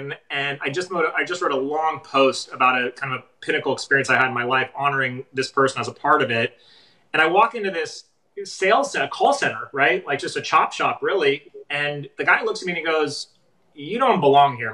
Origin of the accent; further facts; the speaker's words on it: Los Angeles, California, United States; also born or lived in San Francisco; I grew up in Los Angeles. I'd moved to San Francisco